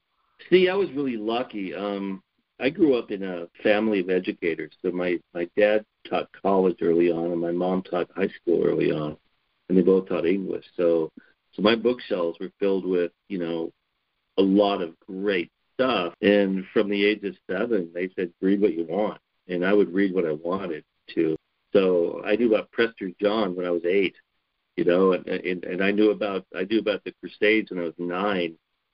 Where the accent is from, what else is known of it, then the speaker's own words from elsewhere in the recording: Wyoming, United States; born there; So I was born in Wyoming. My family is from the Black Hills of South Dakota, so we're actually Black Hills pioneers, which means we can establish our family back before 1876 in the Black Hills.